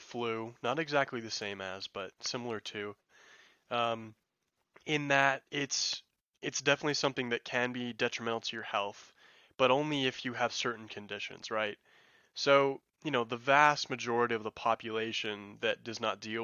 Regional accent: New Mexico, United States; I'm from New Mexico

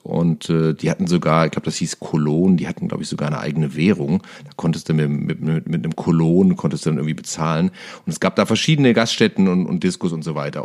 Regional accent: Cologne, North Rhine-Westphalia, Germany; aus meiner Heimatstadt Köln

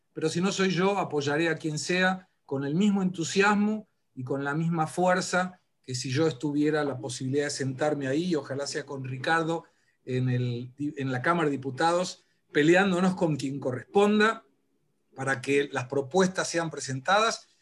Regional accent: Argentina; moved away; yo sí volvería para morirme en la República Argentina

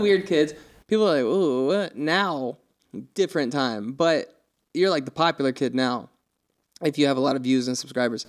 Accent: North Carolina, United States; moved away; also born or lived in Montana; we were from there

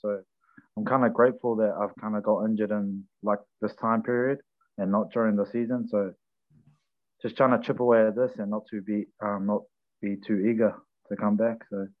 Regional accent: Porirua, Wellington, New Zealand; I grew up in Porirua, Kennets Creek, the mighty Kennets Creek.

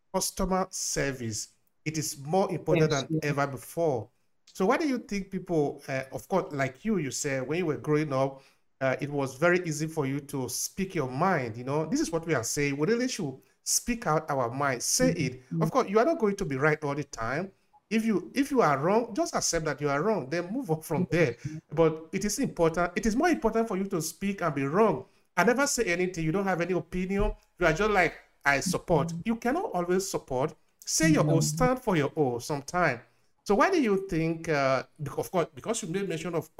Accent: Nigeria; we are both from Nigeria

